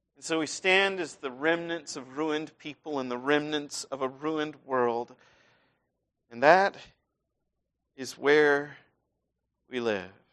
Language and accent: English; Iowa, United States; moved away; I grew up in Iowa